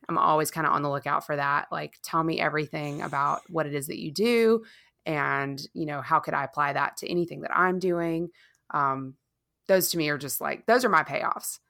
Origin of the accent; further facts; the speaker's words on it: Charleston, South Carolina, United States; moved away; I never moved away from my hometown in Charleston